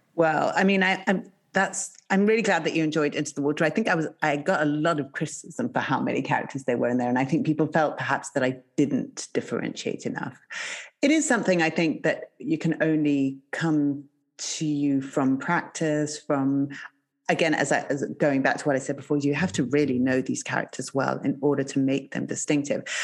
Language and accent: English; Zimbabwe; moved away; I grew up in Zimbabwe